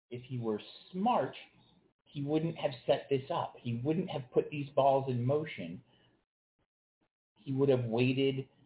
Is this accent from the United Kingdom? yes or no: yes; London, United Kingdom; I would like to have that match in my hometown of London